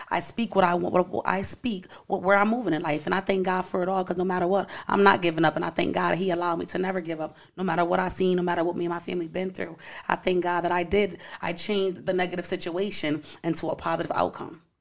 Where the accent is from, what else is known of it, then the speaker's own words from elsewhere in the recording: Bridgeport, Connecticut, United States; I'm from Bridgeport, Connecticut, born and raised.